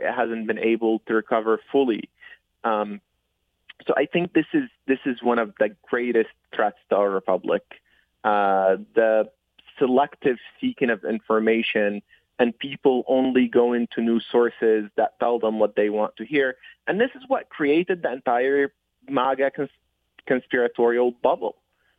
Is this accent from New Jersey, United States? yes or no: no; Detroit, Michigan, United States; I grew up in Detroit. I spent most of my adult life in Detroit after coming here as a 15, 16-year-old.